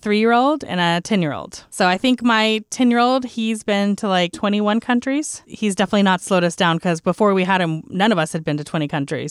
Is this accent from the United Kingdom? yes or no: no; Texas, United States; as a Texan